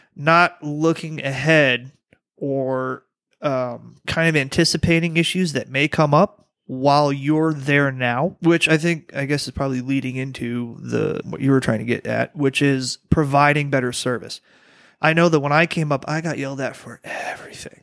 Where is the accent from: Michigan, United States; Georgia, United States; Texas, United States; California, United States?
Michigan, United States; Detroit; moved away; also born or lived in Louisiana; I'm from the Motor City